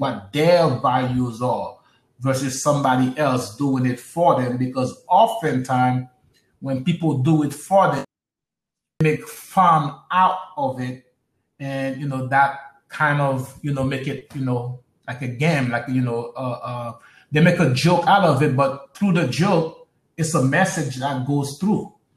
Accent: New York City, New York, United States; I grew up in Brooklyn

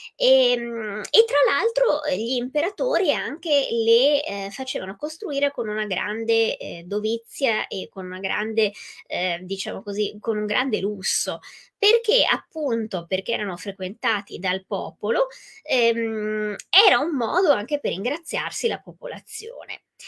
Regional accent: Venice, Veneto, Italy; io vengo dal Veneto, sono veneziana

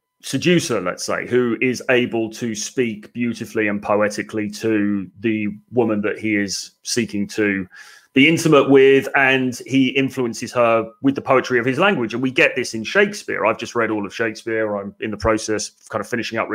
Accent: England, United Kingdom; being English

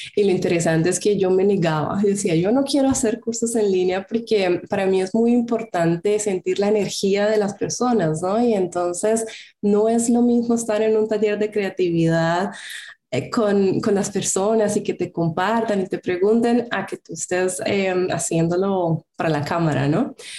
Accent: Colombia; moved away as an adult; now in Germany; soy colombiana. En el 2013 me vine a Alemania a estudiar un máster

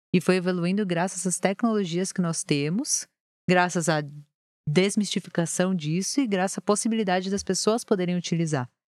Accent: São Paulo, Brazil; also born or lived in Rio de Janeiro; eu sempre morei aqui em São Paulo, mesmo sendo carioca, mas o sotaque não pegou

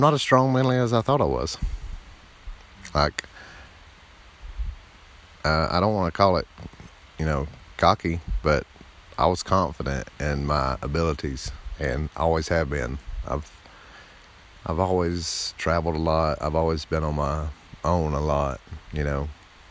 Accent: the South, United States; I'm from the South

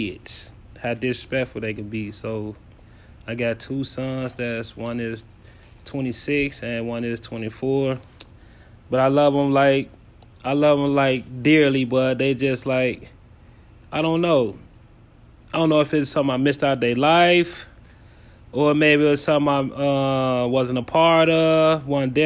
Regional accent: Chicago, Illinois, United States; now in Minneapolis, United States; I'm also from Chicago, Illinois

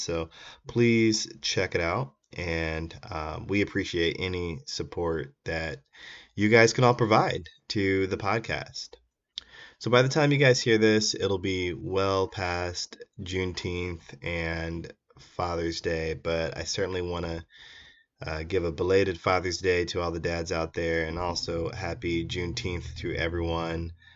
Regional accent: Iowa, United States; my home state of Iowa

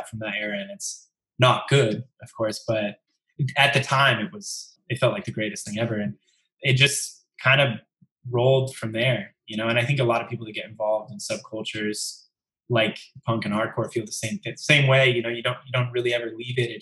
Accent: Cedar Falls, Iowa, United States; I grew up in Iowa, in a town called Cedar Falls

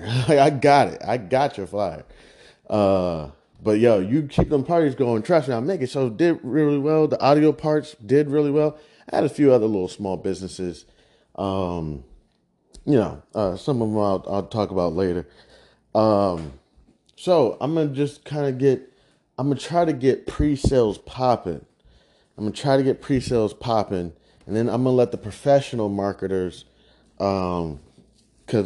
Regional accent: Midwest, United States; I'm from the Midwest

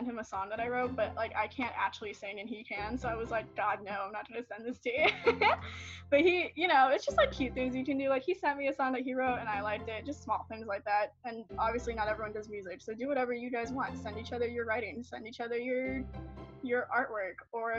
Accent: Philippines; moved away; I was born in the Philippines

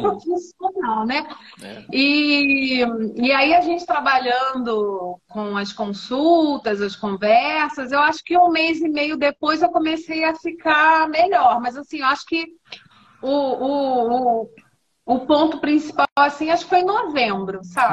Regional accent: Rio de Janeiro, Brazil; now in Ribeirão Preto, Brazil; em Ribeirão Preto, sou carioca

